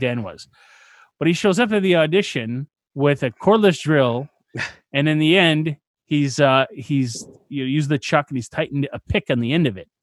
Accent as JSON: {"language": "English", "country": "Canada", "said": "I'm Canadian."}